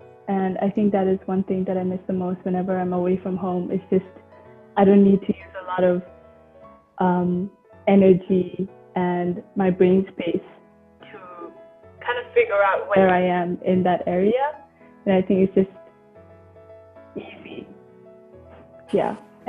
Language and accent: English; Bhutan; moved away as an adult; I'm from Bhutan, and I feel local there.